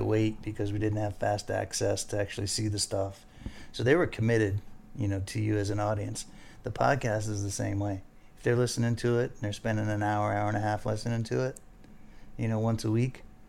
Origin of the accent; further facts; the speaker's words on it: Fort Lauderdale, Florida, United States; I grew up here in Fort Lauderdale